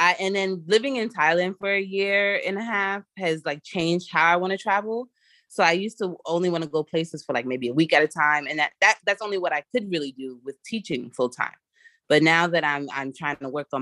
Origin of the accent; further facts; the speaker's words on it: New York, United States; I'm from America. I'm from New York